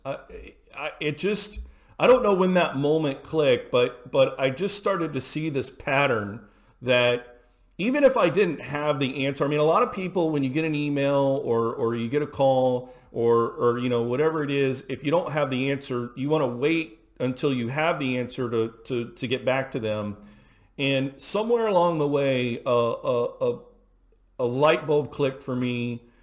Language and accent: English; Houston, Texas, United States; I grew up in Houston, Texas